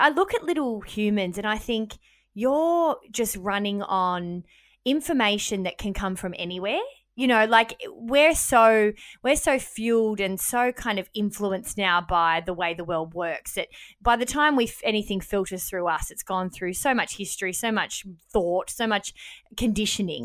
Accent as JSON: {"language": "English", "town": "Melbourne", "region": "Victoria", "country": "Australia", "moved": "yes", "lives_now": "Sydney, Australia", "said": "We are from Melbourne originally and live in Sydney"}